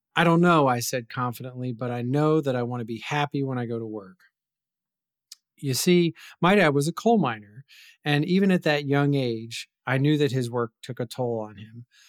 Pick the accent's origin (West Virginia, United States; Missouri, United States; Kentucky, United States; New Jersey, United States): West Virginia, United States; moved away; where I grew up in West Virginia